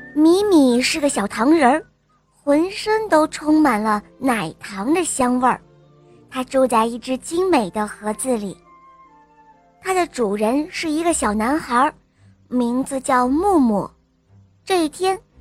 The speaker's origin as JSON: {"language": "Chinese", "town": "Harbin", "region": "Heilongjiang", "country": "China", "said": "我来自美丽的冰城哈尔滨，我五岁了"}